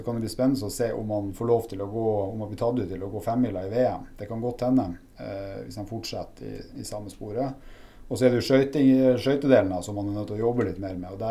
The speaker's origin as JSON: {"language": "Norwegian", "town": "Narvik", "region": "Nordland", "country": "Norway", "tie": "born or raised there", "said": "Opprinnelig så er jeg en narvikværing, da. Eh, selv om det er kanskje mange som ikke klarer helt eh, å plassere meg der pga. litt utvanna dialekt."}